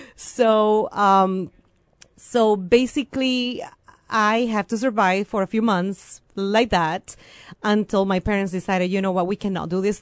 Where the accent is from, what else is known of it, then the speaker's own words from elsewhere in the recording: Venezuela; first language Spanish; English is a second language; moved away as an adult; also born or lived in Champaign-Urbana, Illinois, United States; now in United States; I came originally from Venezuela